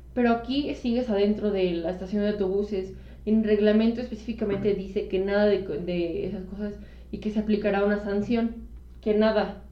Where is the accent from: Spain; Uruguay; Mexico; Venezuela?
Mexico; cuando digo que soy mexicana, sí me siento parte de algo